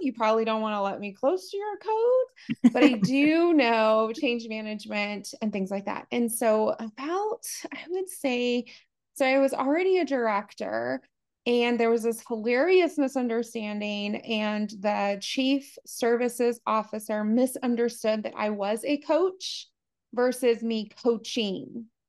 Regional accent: United States; I grew up really poor. I'm from the United States, as you can hear

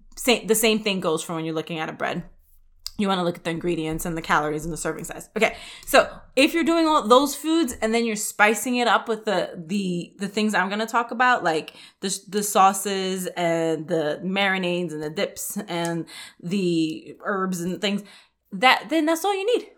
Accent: New York City, New York, United States; I grew up in the Bronx in New York

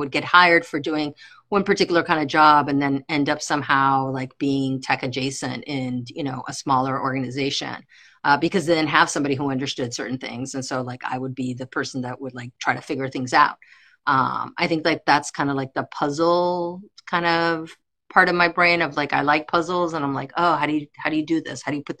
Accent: Barranquilla, Atlántico, Colombia; also born or lived in United States; From Colombia. My family's from Colombia. I grew up here and I grew up in Colombia. I went back and forth as a child.

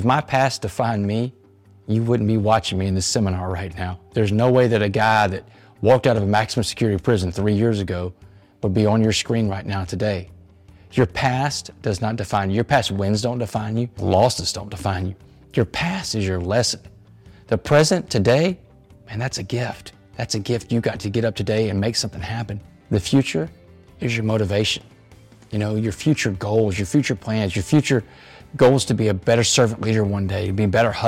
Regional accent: Port Arthur, Texas, United States; I'm from Port Arthur, Texas, which is a town right next to it.

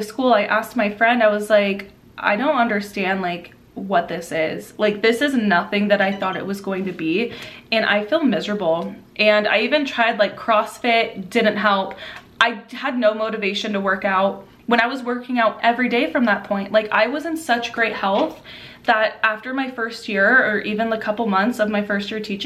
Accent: Southern California, United States; the location I was in Southern California, in my hometown

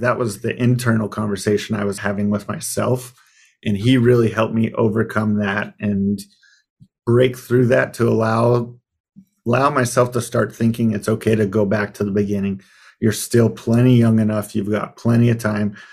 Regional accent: Arizona, United States; when I moved back to where I grew up in Arizona

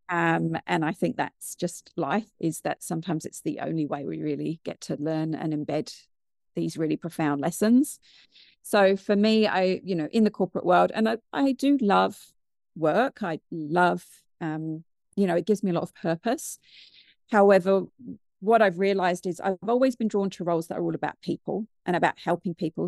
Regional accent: United Kingdom; moved away as an adult; also born or lived in New Zealand; now in Wellington, New Zealand; I'm originally from the U K, which you can probably tell by my accent

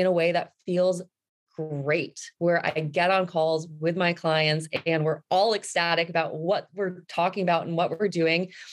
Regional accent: New Jersey, United States; moved away; also born or lived in New York City / Fairfield County, Connecticut; I grew up in New Jersey

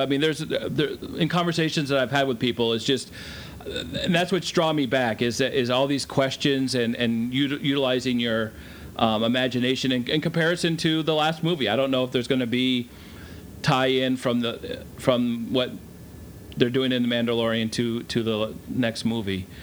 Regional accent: Vermont, United States; Growing up in Vermont, I never saw or realized how big the world was in comparison

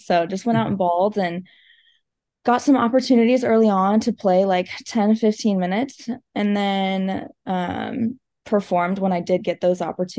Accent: Georgia, United States; now in California, United States; I loved it in Georgia. I honestly miss the East Coast. I miss the green and I miss the space.

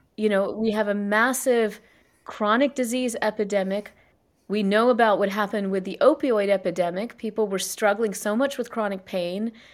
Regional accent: South Carolina, United States; I was born and raised in South Carolina in, you know, an East Indian Jan family.

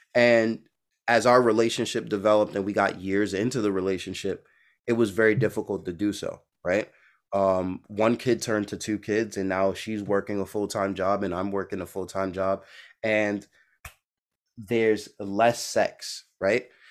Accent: New York City, New York, United States; now in Boston, United States; I'm from Brooklyn, New York, I'm in Boston

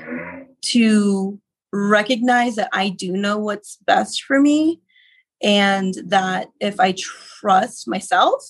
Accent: Texas, United States; now in Denver, United States; I'm from Texas mostly

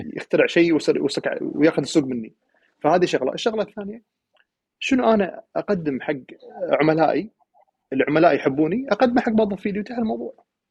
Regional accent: Kuwait; انا القائد ككويتي برا

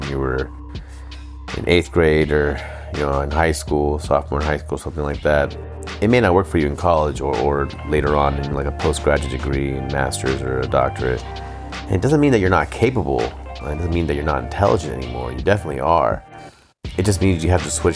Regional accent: Arizona, United States; now in Las Vegas, United States; I grew up in the Southwest. I grew up in Arizona. And I've lived in Vegas now

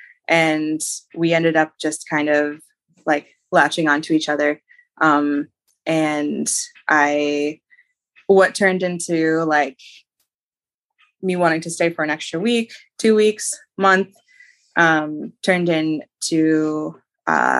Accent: Ontario, Canada; also born or lived in British Columbia; I decided to leave my hometown where I had gone to high school.

